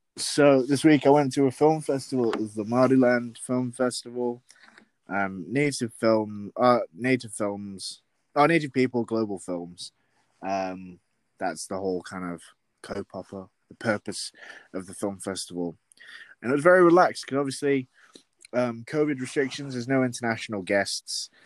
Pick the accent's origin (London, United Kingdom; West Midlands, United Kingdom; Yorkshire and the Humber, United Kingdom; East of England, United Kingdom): Yorkshire and the Humber, United Kingdom; moved away; West Yorkshire